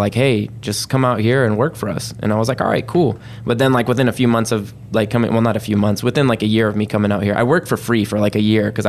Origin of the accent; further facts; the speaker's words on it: Monterey, California, United States; born there; So I was born in Monterey, California, because that's where the Defense Language Institute is.